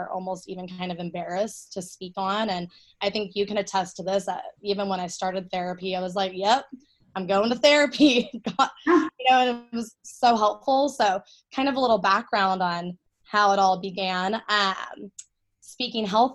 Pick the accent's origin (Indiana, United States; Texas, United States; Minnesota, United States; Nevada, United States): Texas, United States; Austin; also born or lived in Denton, Texas; I'm born and raised in Austin, Texas, grew up here my whole life